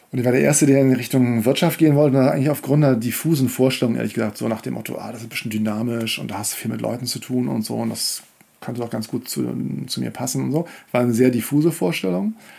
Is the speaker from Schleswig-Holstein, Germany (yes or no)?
yes; Kiel, Schleswig-Holstein, Germany; moved away; also born or lived in Leverkusen / Hamburg / Paris; ich bin in Kiel aufgewachsen